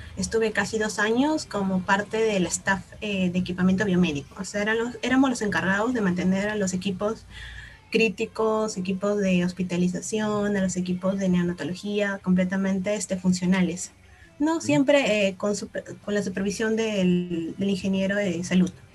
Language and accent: Spanish; Peru; Todos somos peruanas de la católica